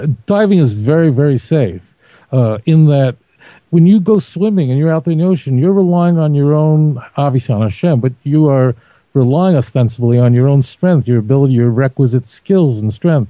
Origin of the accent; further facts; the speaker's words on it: New York City, New York, United States; My mother used to take me to Brighton Beach, Brooklyn